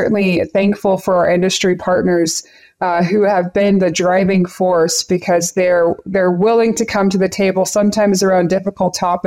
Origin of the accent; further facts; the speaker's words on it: Central Texas, United States; moved away as an adult; now in Colorado, United States; I grew up in Central Texas